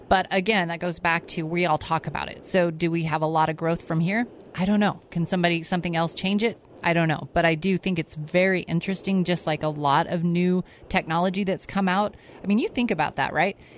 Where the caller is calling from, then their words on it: Eagle, Idaho, United States; I, I am like … from Eagle.